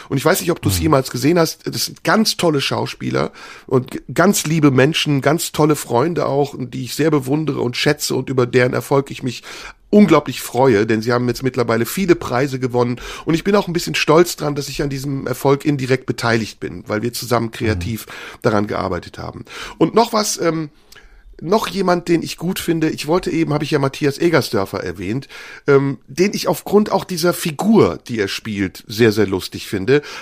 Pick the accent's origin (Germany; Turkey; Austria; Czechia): Turkey; Wenn ich als Türke anfange, über deutsche Themen zu sprechen oder mich wie ein Deutscher benehme auf der Bühne